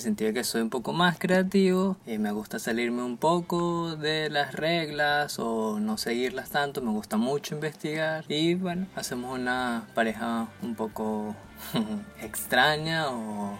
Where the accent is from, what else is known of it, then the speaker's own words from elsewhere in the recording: Venezuela; now in Barranquilla, Colombia; Somos una pareja de jóvenes venezolanos, parte de la diáspora venezolana, y nos ubicamos en la ciudad de Barranquilla, en Colombia